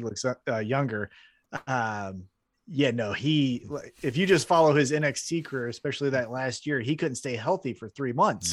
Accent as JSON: {"language": "English", "town": "Independence", "region": "Missouri", "country": "United States", "tie": "born or raised there"}